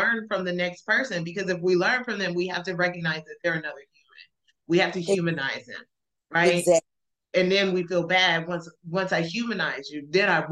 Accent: Alabama, United States; also born or lived in El Paso; now in Dallas, United States; growing up in Alabama, we went to Black church

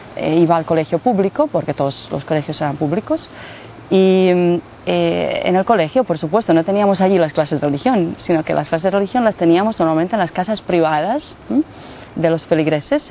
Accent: Mostar, Federation of Bosnia and Herzegovina, Bosnia & Herzegovina; Spanish is a second language; now in Medjugorje, Bosnia and Herzegovina; nací en Mostar, eh, que está muy cerca de Medjugorje.

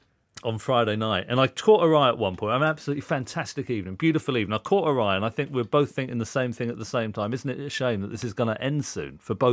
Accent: Reading, South East England, United Kingdom; Reading, yeah.

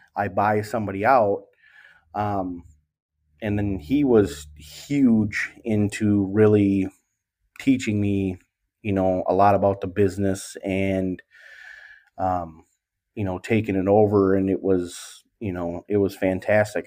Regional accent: Wisconsin, United States; also born or lived in Milwaukee; This is my home area where I'm located now in Wisconsin

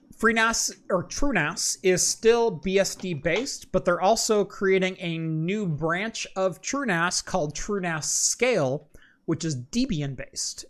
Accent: Oregon, United States; Oregon, my home state.

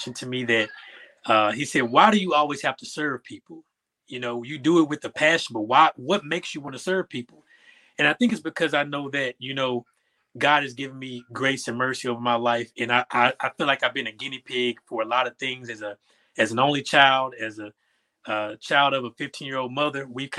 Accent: Little Rock, Arkansas, United States; I was born in 86, so that era was a heavy crack epidemic era. So Little Rock was a rough and tumble place to grow up in.

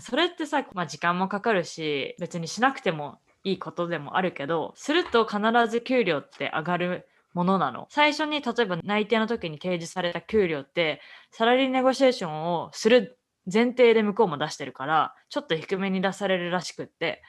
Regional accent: Japan; also born or lived in Canada / United States; now in Boston, United States

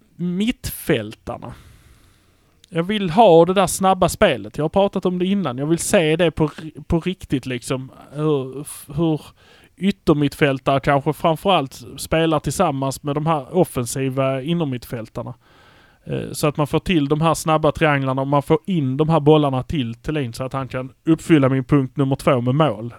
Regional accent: Malmö, Skåne, Sweden; vi är från Malmö

